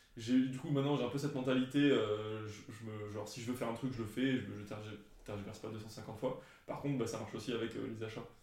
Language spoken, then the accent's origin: French; France; en tant que Français